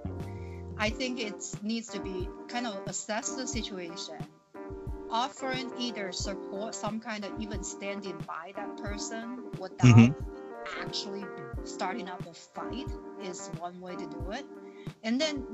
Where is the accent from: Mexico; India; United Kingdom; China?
China; accent: Chinese; English is a second language; moved away as an adult; now in Plymouth, United States; I have Chinese accent